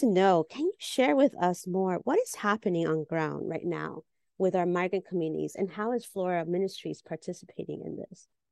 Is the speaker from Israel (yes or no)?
no; Peru; now in New York City, United States; we're fellow Peruanas in New York City